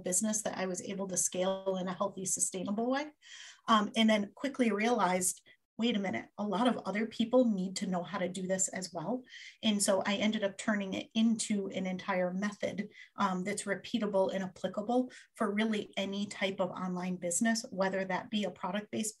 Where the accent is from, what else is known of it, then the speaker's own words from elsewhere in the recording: Connecticut, United States; I grew up in Connecticut, still live here a whole lot of years later